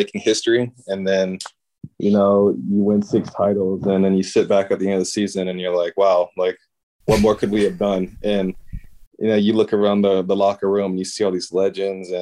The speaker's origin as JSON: {"language": "English", "country": "United States", "tie": "born or raised there", "moved": "yes", "said": "growing up in the States"}